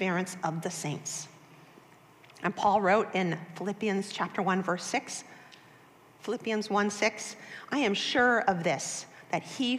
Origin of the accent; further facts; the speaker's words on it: Boston, Massachusetts, United States; I was born and raised in Boston, Massachusetts